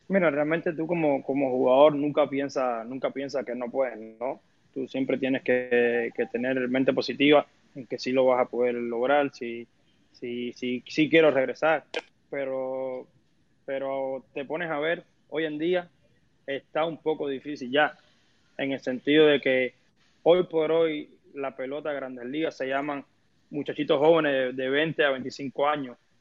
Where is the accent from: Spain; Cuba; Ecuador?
Cuba; moved away as an adult; also born or lived in Saltillo, Mexico; now in Mexico; Cuando yo salí de Cuba hace casi ya ocho años ya, yo me fui de Cuba sabiendo que no, no podía regresar más a Cuba